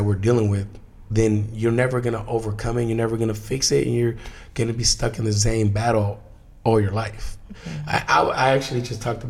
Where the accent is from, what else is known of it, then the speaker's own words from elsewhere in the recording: United States; I was brought to the US at 11 months old, undocumented.